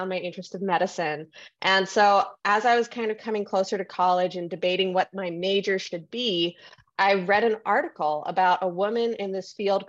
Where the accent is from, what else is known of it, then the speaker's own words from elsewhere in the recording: San Francisco, California, United States; I am a San Francisco native. This is my hometown